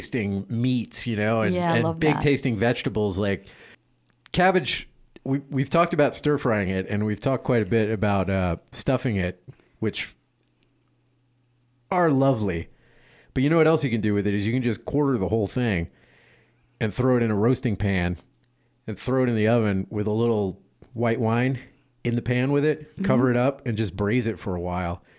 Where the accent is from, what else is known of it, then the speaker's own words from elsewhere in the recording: Louisiana, United States; I am from Louisiana, so my culinary heritage is French